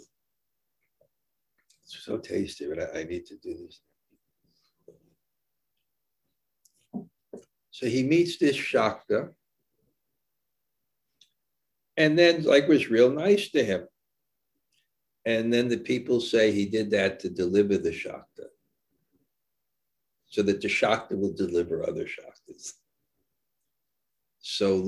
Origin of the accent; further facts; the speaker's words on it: New York City, New York, United States; I was born in Brooklyn